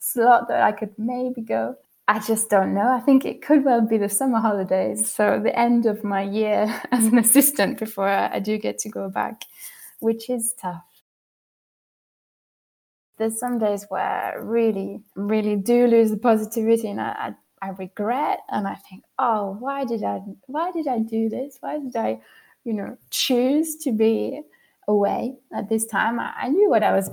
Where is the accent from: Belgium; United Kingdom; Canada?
United Kingdom; moved away as an adult; now in Switzerland; I'm missing home so much, and not even necessarily my hometown, which I do miss lots and lots, but just those landscapes that you get in the UK